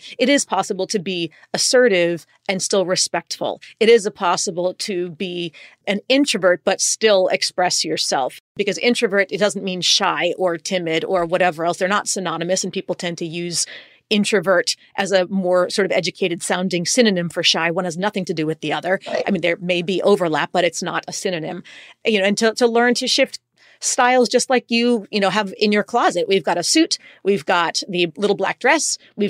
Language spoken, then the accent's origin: English; United States; first language en; I mean, English is my first language, Spanish is my second, which is not nearly as good as my English, but still, all things considered, fluent.